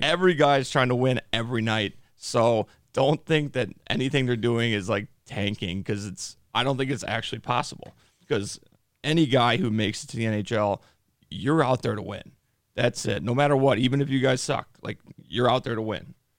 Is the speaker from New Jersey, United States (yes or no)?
no; Chicago, Illinois, United States; I'm from Chicago.